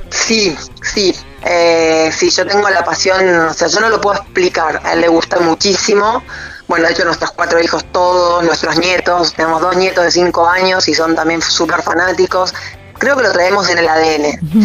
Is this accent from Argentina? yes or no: yes; Trelew, Chubut, Argentina; yo soy de Trelew